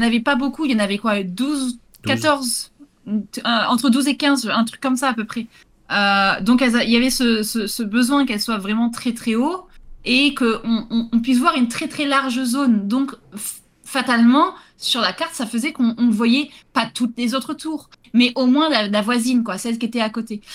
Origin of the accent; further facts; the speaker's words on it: Gironde, Nouvelle-Aquitaine, France; chez moi, en Gironde